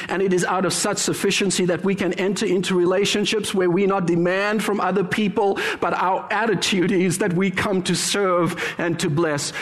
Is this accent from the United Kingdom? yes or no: no; Cape Town, Western Cape, South Africa; moved away as an adult; now in Canada; born and raised in heaven, as I like to refer to it, South Africa, Cape Town